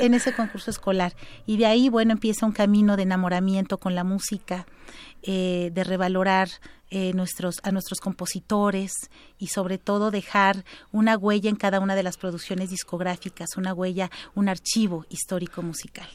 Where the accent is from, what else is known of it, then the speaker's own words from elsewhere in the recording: Oaxaca, Mexico; en mi tierra natal, Oaxaca